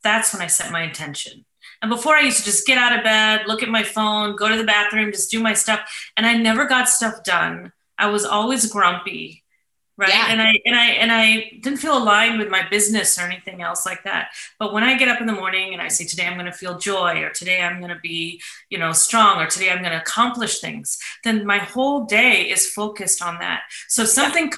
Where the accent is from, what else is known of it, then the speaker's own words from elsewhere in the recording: St. Louis, Missouri, United States; moved away; That's my hometown.